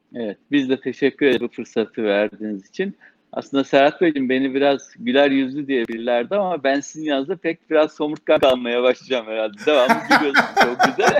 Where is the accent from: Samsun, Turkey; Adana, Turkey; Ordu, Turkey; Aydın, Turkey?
Samsun, Turkey; moved away as an adult; also born or lived in Trabzon / Istanbul; Samsun'da doğdum. Aslen Trabzonluyuz. İlk ortaokulu, lise eğitimimizi Samsun'da aldık.